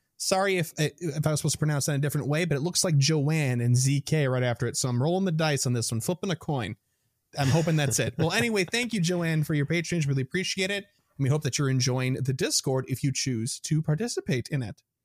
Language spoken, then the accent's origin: English; Midwest, United States; accent: Midwestern; my Midwestern accent